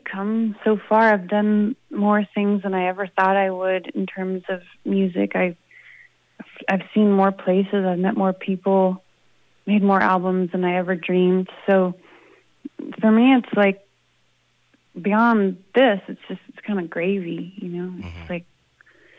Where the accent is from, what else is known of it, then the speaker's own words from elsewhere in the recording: Idaho, United States; also born or lived in Boston; now in Boise, United States; I'm from Idaho originally